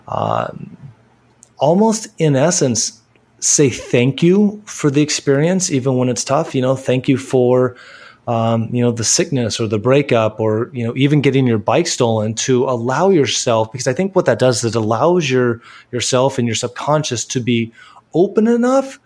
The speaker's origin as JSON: {"language": "English", "region": "California", "country": "United States", "tie": "born or raised there", "said": "that's my upbringing, you know, growing up in California"}